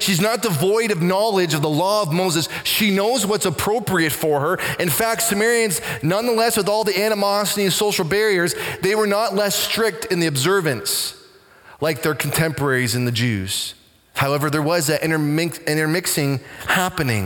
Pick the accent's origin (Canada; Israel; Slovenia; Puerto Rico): Canada; Waterford, Ontario; Growing up in Waterford, not because we're trying to hide from anybody, majority of the time we would do our shopping and business in Simcoe.